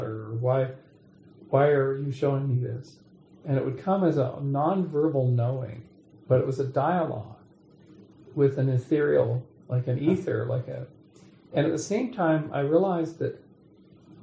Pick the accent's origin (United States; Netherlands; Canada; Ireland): Canada; Kamloops, British Columbia; moved away; I'm going back to my hometown of Kamloops, BC